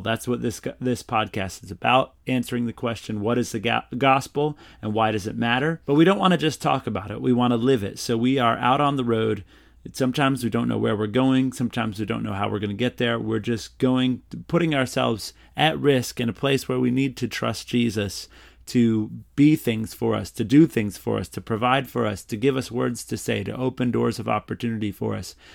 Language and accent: English; North Carolina, United States; I'm from North Carolina, from a large homeschool family.